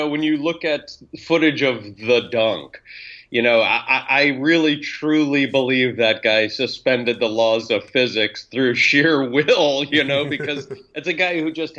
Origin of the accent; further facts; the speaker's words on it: New York City, New York, United States; I was reared on those 90s teams of the Knicks in New York City, and a diehard Knick fan.